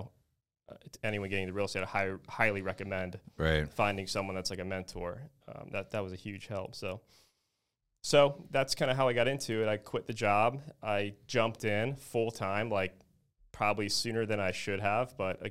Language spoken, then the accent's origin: English; Naples, Florida, United States; Obviously, I'm from Naples, Florida, and I was kind of raised in the real estate world here.